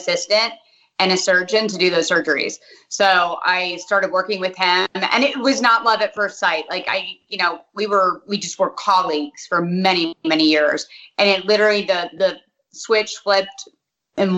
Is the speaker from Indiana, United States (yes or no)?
no; Hartford, Connecticut, United States; also born or lived in South Windsor, Connecticut; now in Dallas, United States; Yes, I was born in Hartford.